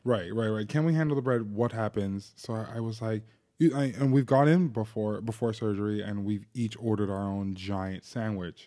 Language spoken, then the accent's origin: English; New Jersey, United States; growing up in New Jersey